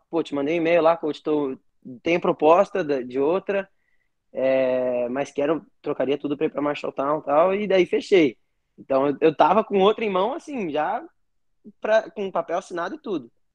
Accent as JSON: {"language": "Portuguese", "region": "Paraná", "country": "Brazil", "said": "Eu sou aqui do Paraná"}